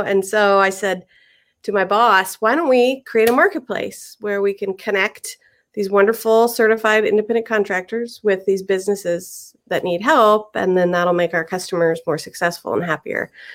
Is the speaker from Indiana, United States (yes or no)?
yes; Indianapolis, Indiana, United States; moved away as an adult; I'm actually from Indianapolis. I grew up in Indiana